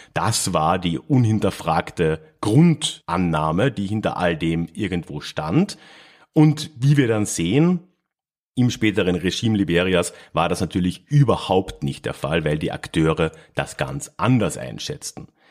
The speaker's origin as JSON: {"language": "German", "town": "Villach", "region": "Carinthia", "country": "Austria", "tie": "born or raised there", "moved": "yes", "said": "in meiner alten Heimatstadt Villach in Kärnten"}